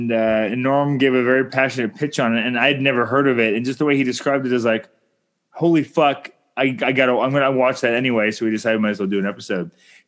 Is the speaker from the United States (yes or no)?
no; Canada